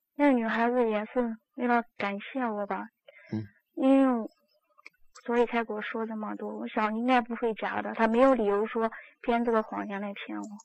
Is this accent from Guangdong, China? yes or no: no; Zhengzhou, Henan, China; moved away as an adult; 我是郑州的，然后我在外地做业务